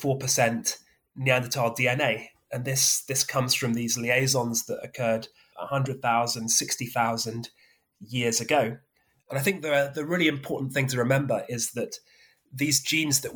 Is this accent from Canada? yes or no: no; Somerset, South West England, United Kingdom; moved away; I grew up in Somerset